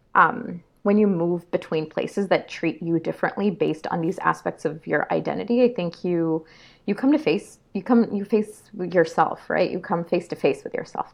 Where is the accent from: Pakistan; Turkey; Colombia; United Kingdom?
Pakistan; Karachi, Sindh; now in Canada; I was born and raised, initially raised in Karachi, Pakistan, and then following that, my family moved